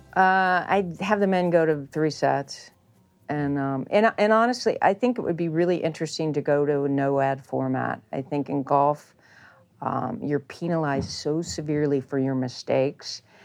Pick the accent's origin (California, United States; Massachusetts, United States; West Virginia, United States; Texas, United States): West Virginia, United States; Charleston; The court I had growing up in Charleston, that my parents built for me in Charleston, West Virginia